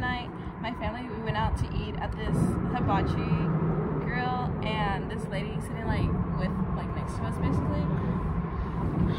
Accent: Weatherford, Texas, United States; also born or lived in North Dakota; I'm from North Texas, DFW area. from Weatherford. It's a small town. West of Fort Worth

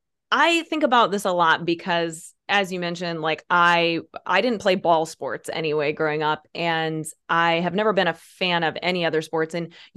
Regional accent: Peoria, Illinois, United States; we grew up near in the Peoria area, where you have lived like most of your adult life

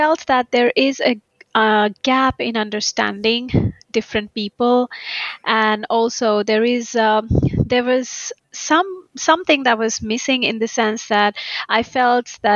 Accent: India; moved away as an adult; now in Finland; I'm originally from India

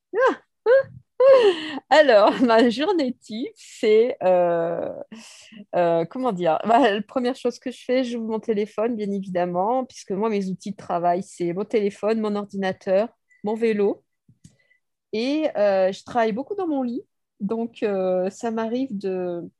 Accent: Bordeaux, Nouvelle-Aquitaine, France; Je suis née à Bordeaux et j'ai jamais décollé de Bordeaux. Donc ça fait 60 ans que je vis à Bordeaux.

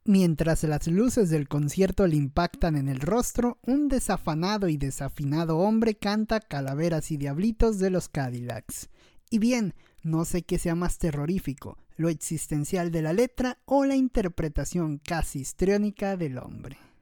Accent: Mexico; lo que nos representa como mexicanos

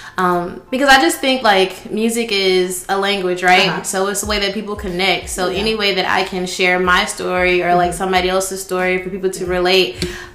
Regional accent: Columbus, United States; moved away as an adult; now in Atlanta, United States; I grew up in Columbus, but mm-hmm. I am currently staying in Atlanta. Okay. I've been there for about 3 years now.

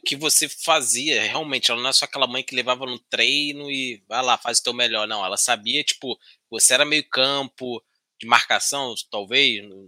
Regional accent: Rio de Janeiro, Brazil; quando sou do Rio também

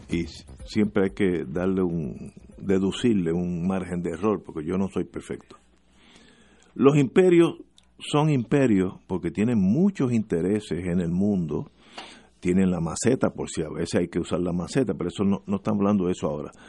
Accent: Puerto Rico; ¿qué podemos hacer nosotros, todos los puertorriqueños? yo, yo soy eh, puertorriqueños que hubiera nacido en la luna, como dice la canción

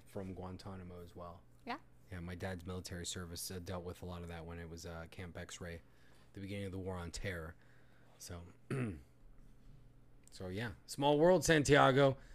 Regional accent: Puerto Rico; I'm I'm from that area, Puerto Rico.

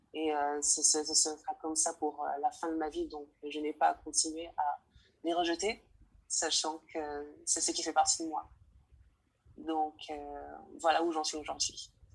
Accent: French Guiana; je suis originaire de Guyane française, un département

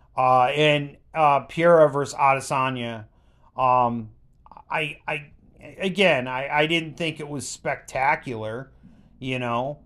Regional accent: Buffalo, New York, United States; we're from Buffalo

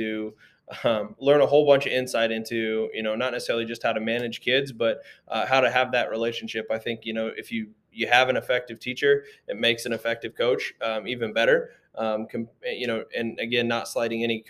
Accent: Indianola, Iowa, United States; moved away as an adult; also born or lived in Marshalltown, Iowa / Davenport, Iowa; now in Fairfield, United States; I'm from Indianola originally, just south of Des Moines

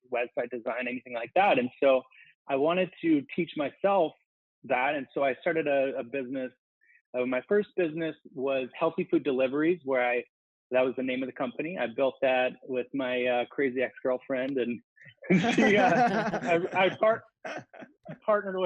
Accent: Minnesota, United States; moved away as an adult; also born or lived in Arizona; I'm from Minnesota

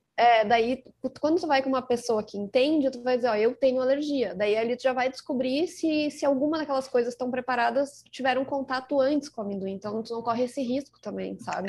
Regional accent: Rio Grande do Sul, Brazil; accent: gaúcho; Eu que sou gaúcha, como dá pra perceber pelo sotaque

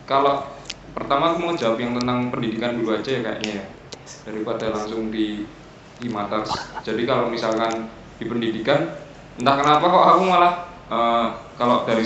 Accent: Surakarta, Central Java, Indonesia; now in Karanganyar, Indonesia; tahu saya asli Solo mas

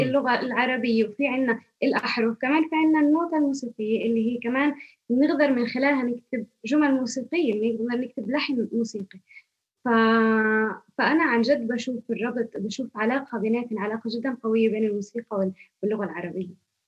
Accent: Kafr Manda, Northern District, Israel; من قريه كفر مندا

